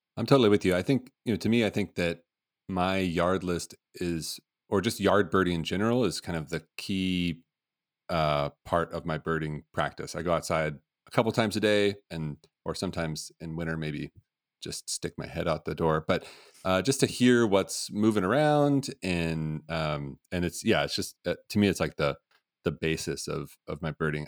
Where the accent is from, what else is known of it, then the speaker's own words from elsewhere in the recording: Portland, Oregon, United States; I grew up in Portland